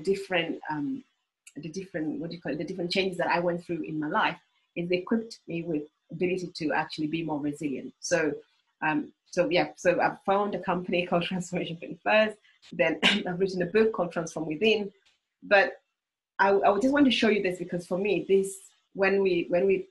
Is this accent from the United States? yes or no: no; Uganda; moved away; I was born in Uganda.